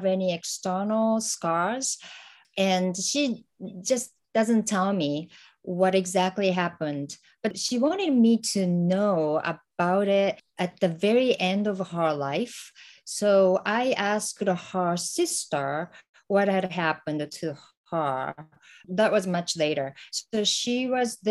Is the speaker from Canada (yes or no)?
no; Hiroshima, Japan; English is a second language; moved away as an adult; now in United States; I'm originally from Hiroshima, and I was there until I graduated from high school